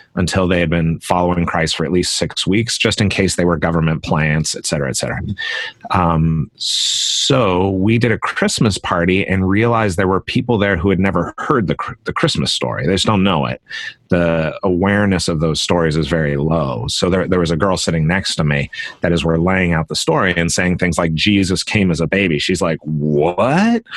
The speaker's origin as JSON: {"language": "English", "town": "Concord", "region": "California", "country": "United States", "tie": "born or raised there", "said": "I grew up in California in the East Bay of San Francisco in a little town called Concord, California"}